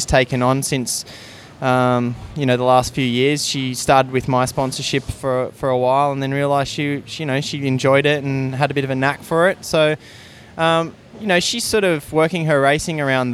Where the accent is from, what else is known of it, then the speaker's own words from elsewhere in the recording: Gold Coast, Queensland, Australia; moved away; people that I went to school with or I grew up with on the Gold Coast